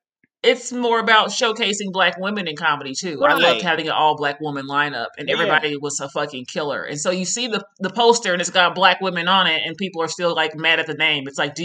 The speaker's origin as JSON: {"language": "English", "town": "Las Vegas", "region": "Nevada", "country": "United States", "said": "since I am from Vegas and I would hound people."}